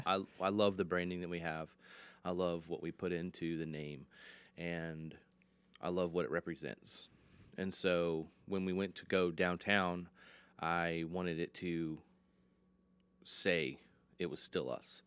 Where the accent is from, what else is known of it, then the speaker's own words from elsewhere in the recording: Michigan, United States; now in Lynchburg, United States; I'm originally from Michigan